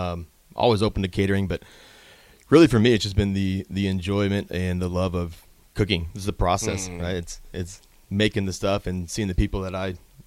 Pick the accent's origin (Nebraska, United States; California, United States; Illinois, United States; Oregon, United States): Nebraska, United States; Lincoln; From here in Lincoln.